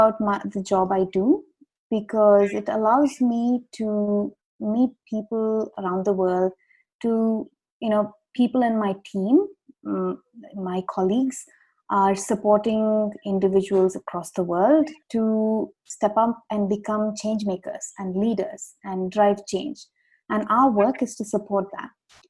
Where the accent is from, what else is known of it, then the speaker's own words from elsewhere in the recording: South India, India; Sure. I am from India. I grew up in South India.